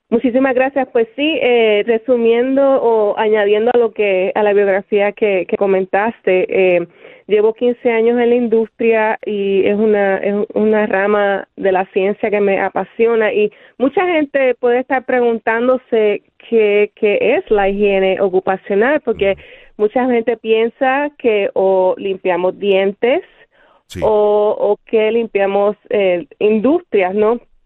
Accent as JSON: {"language": "Spanish", "town": "Bayamón", "country": "Puerto Rico", "tie": "born or raised there", "also_born_or_lived": "Río Piedras, Puerto Rico", "moved": "yes", "lives_now": "Pittsburgh, United States", "said": "soy nacida y criada en Bayamón, Puerto Rico."}